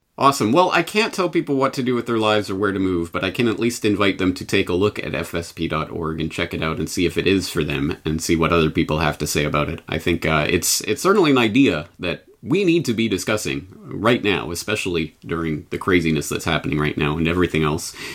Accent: Canada; now in Japan; I'm Canadian in Japan

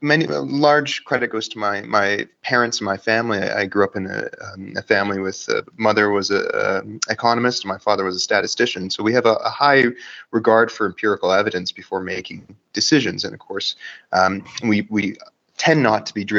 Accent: Vancouver Island, British Columbia, Canada; moved away as an adult; also born or lived in Victoria; now in Calgary, Canada; I'm from Vancouver Island, Canada

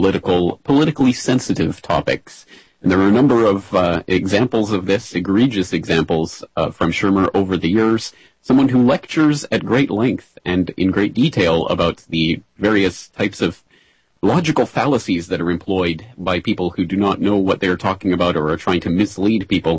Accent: Calgary, Alberta, Canada; Calgary, Alberta, Canada, my hometown

